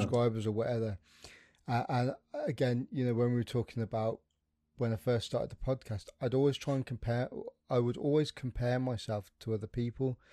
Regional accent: West Midlands, United Kingdom; accent: plastic brummie; I'm from the Midlands. I'm a plastic brummie

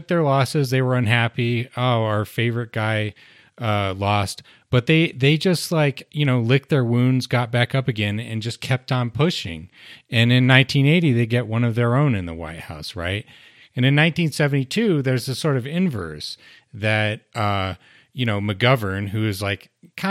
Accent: Utah, United States; I'm from Utah

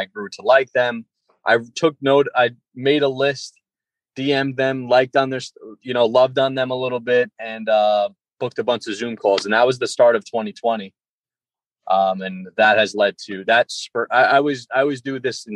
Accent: Long Island, New York, United States; I'm from Long Island

